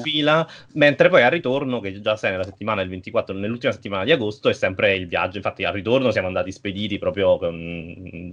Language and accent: Italian; Naples, Campania, Italy; io sono di Napoli